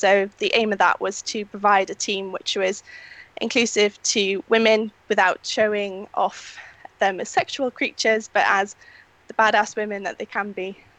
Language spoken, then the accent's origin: English; Cardiff, Wales, United Kingdom; now in South East England, United Kingdom; I'm from Cardiff Way originally, but I've moved down to the southeast of England